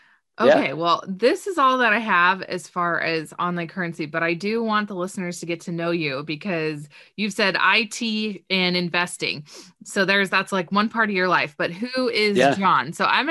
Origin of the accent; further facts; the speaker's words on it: Southern California, United States; moved away as an adult; also born or lived in Missouri / Colorado; now in Nebraska, United States; I'm originally from Southern California.